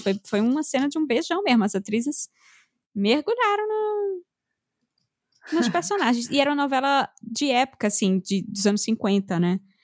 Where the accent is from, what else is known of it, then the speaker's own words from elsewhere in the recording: Northeast Region, Brazil; now in São Paulo, Brazil; Como eu cresci comendo coentro, como boa nordestina.